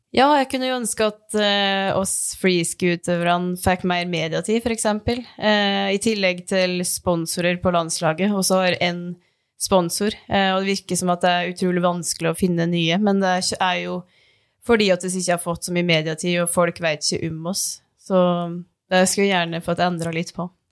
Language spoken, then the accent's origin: Norwegian; Dombås, Innlandet, Norway; moved away; hjemme på Dombås